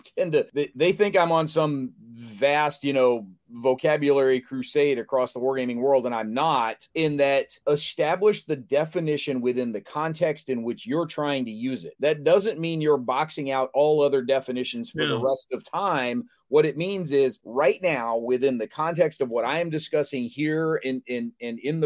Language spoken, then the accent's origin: English; the South, United States; I'm a Southerner at heart